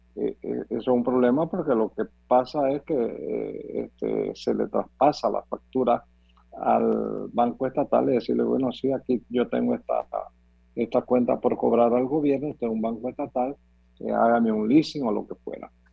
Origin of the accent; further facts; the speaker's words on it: Panama; Los panameños